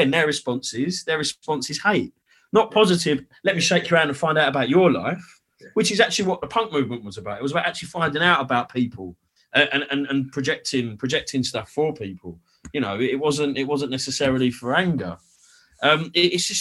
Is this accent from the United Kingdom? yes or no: yes; London, United Kingdom; moved away; also born or lived in Essex; I grew up in East London, really. Like I went to school in Oxton